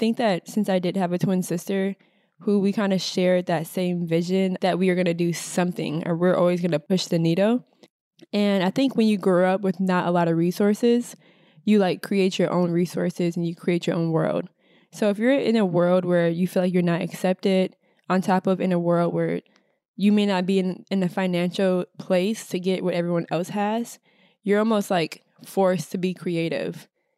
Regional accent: Minnesota, United States; now in New York City, United States; growing up in the Midwest, especially being women of color, and not only just women of color, but being Black women in Minnesota

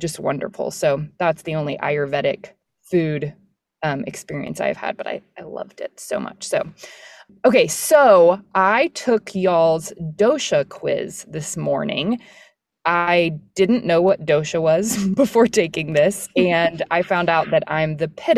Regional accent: Austin, Texas, United States; moved away as an adult; now in Dallas, United States; I'm from Austin

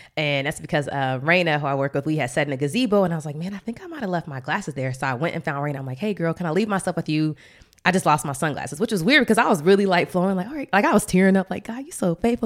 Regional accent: Atlanta, Georgia, United States; now in Washington, D.C., United States; we're both from Atlanta

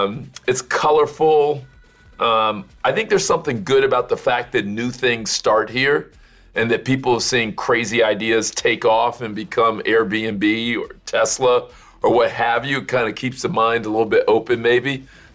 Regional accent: Homestead, Florida, United States; also born or lived in New York; now in Bay Area, United States; I'm from all the way down in Homestead.

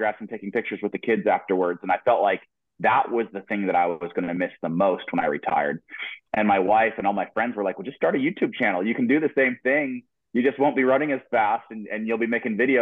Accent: Boise, Idaho, United States; moved away as an adult; now in Eugene, United States; I grew up in Boise, Idaho

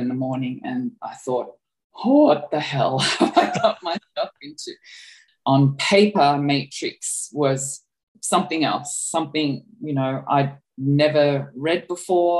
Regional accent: Australia; accent: Australian; moved away as an adult; I'm Australian, as you can probably tell from my accent

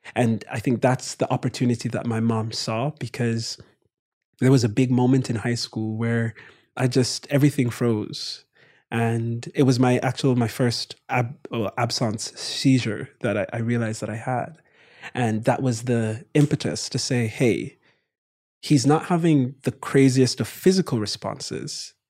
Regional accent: Kingston, Jamaica; moved away as an adult; now in United States; my brother and I born and raised in Jamaica

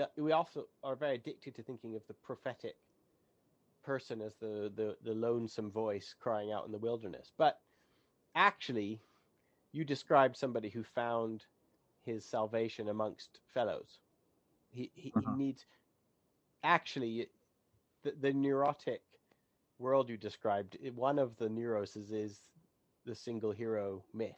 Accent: Canada; I'm Canadian

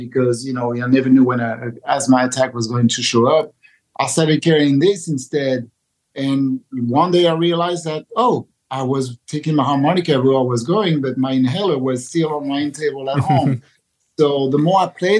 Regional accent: France; moved away; I grew up in France

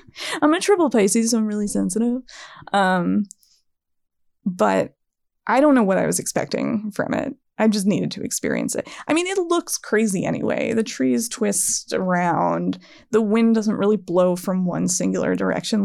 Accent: East Coast, United States; I'm from the East Coast

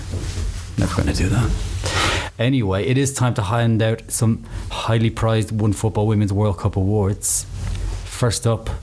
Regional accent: Ireland; I am Irish

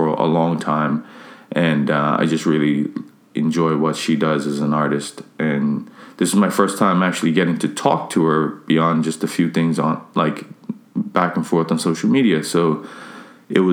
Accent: Bermuda; I'm from Bermuda

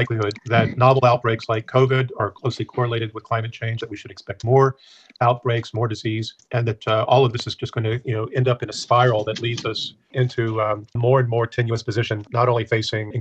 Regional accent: the TVA region, Tennessee Valley, United States; We have it in my home state, the TVA region

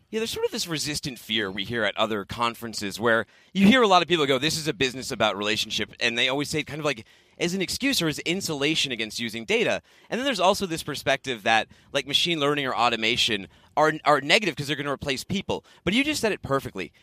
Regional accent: Boston, Massachusetts, United States; moved away; I'm from Boston

